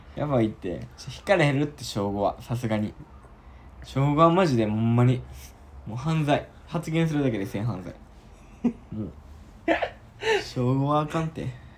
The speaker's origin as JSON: {"language": "Japanese", "region": "Osaka", "country": "Japan", "tie": "born or raised there", "said": "大阪生まれっていうのもあるから"}